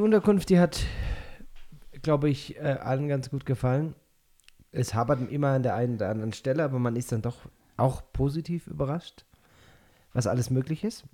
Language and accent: German; Binau / Schefflenz area, Baden-Württemberg, Germany; born or raised there; now in Peru